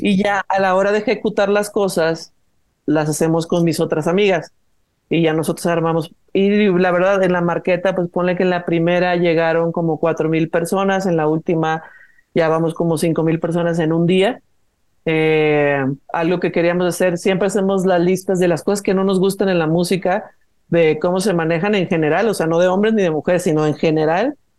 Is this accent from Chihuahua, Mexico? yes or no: no; Guadalajara, Jalisco, Mexico; moved away as an adult; now in Mexico City, Mexico; Es que yo soy de Guadalajara, pero yo ya vivo, eh, tengo 12 años viviendo en Ciudad de México.